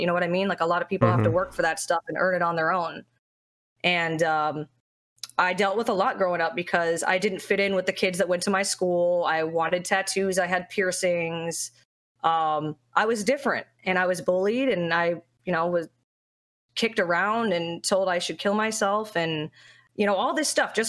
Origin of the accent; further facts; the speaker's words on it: South Florida, United States; Florida. South Florida